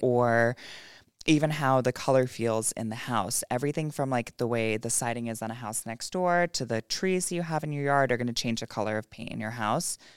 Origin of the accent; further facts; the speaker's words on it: Bethlehem, New York, United States; I grew up in Bethlehem